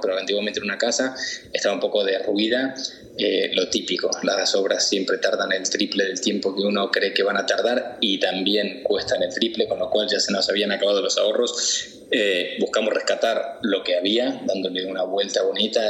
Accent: Buenos Aires, Argentina; moved away as an adult; also born or lived in Madrid; now in Mallorca, Spain; yo me vine con 22 años de Buenos Aires, eh, ya trabajando en publicidad a Madrid

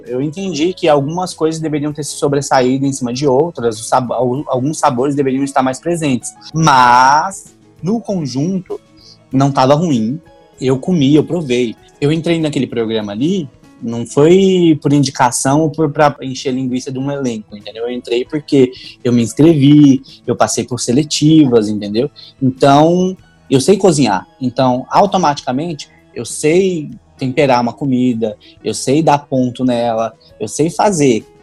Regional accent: Luziânia, Goiás, Brazil; moved away; also born or lived in Pará / Toronto, Canada; Cresci em Lusiânia, Goiás. Sou, me considero mais goiano do pé rachado do que paraense

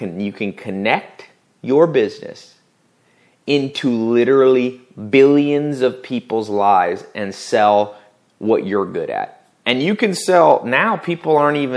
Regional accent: the South, United States; I grew up in the South

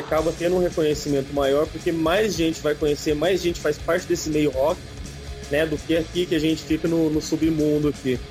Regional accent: São José dos Campos, São Paulo, Brazil; A gente é de São José dos Campos, São Paulo, cidade do lendário atômico

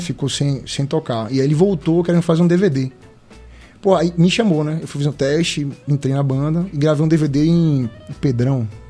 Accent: Northeast Region, Brazil; sou nordestino, tá no meu sangue

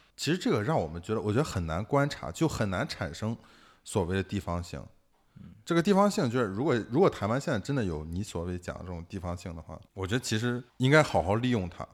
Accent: Shandong, China; now in Shanghai, China; 我是山东来的一个艺术家

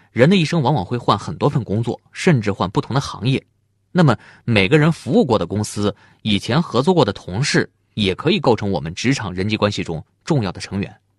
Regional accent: China; 我们中国人常说见面三分亲

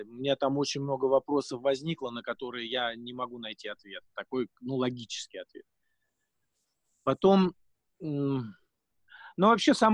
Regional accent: Russia; вызывает скорее положительную эмоцию у людей, когда они узнают, что я из России

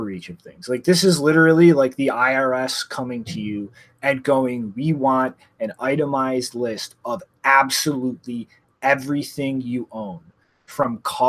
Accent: Canada; as a Canadian

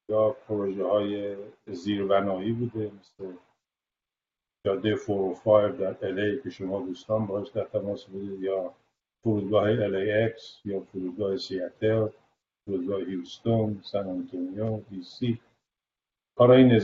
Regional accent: Tehran, Tehran Province, Iran; moved away as an adult; now in United States; بله صد درصد من متولد تهرانم و فارغ التحصیل در بیرستان البرز به بله. من مال اون گروه آخر نظام قدیمه که بعد از من شدن نظام راهنمایی من آخرین فارغ تاثیر نظام قدیم از دبیرستان البرزم

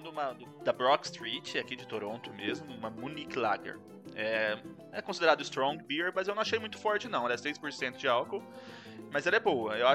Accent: Brazil; Eu sou brasileiro, mas não, não faço as coisas, não.

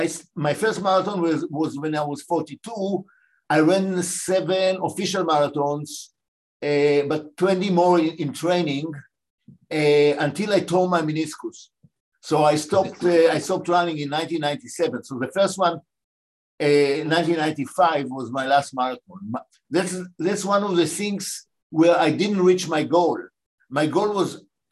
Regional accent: Israel; moved away as an adult; also born or lived in Mandatory Palestine; now in United States; I was born in what was called Mandatory Palestine. And I was born 10 and a half months before Israel. My father was a professor of botany, and I grew up in Israel

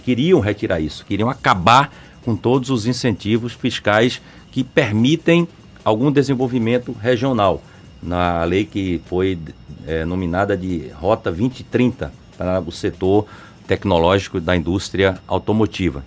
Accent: Mairi, Bahia, Brazil; lá em Mairi, até onde eu nasci

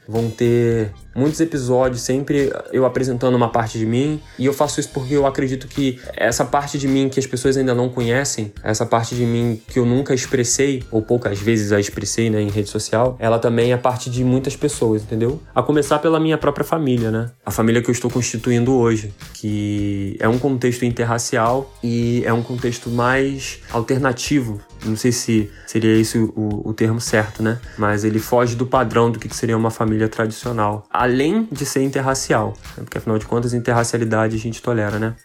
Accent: Brazil; numa comunidade carente que é o Morro da Fé, que é justamente o contexto onde eu cresci

